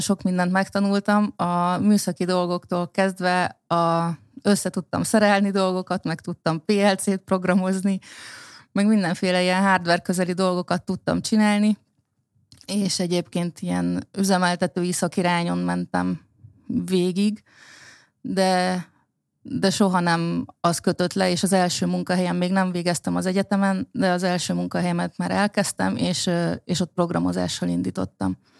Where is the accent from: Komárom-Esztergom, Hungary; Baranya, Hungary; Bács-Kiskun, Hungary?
Baranya, Hungary; én Baranya megyében nőttem fel